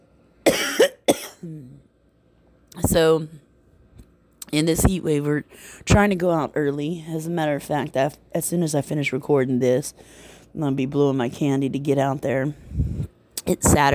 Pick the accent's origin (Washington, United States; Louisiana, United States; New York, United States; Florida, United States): Louisiana, United States; Baton Rouge; that's what I love about my hometown. People could talk shit about Baton Rouge